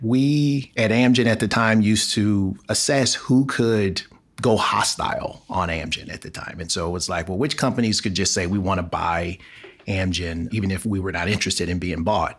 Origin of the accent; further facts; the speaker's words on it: Los Angeles, California, United States; moved away as an adult; I'm born and raised in Los Angeles. So I'm, I'm an Angeleno, as we call ourselves